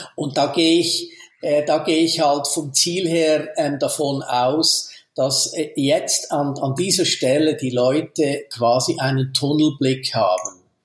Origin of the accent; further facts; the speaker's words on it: Switzerland; bei uns in der Schweiz